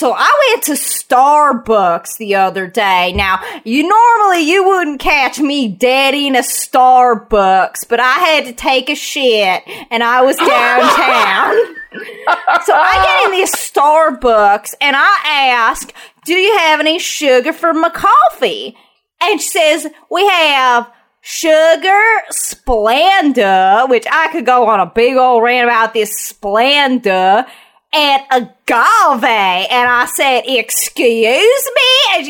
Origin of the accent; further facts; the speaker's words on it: the South, United States; Now, maybe I'm just from the South, but if you're not literally injecting your kids with Coca-Cola before they go to school, you're not a good parent.